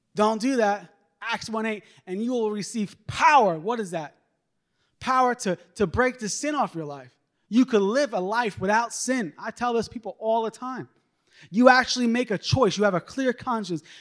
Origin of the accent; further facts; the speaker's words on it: New York, United States; moved away; I'm originally from New York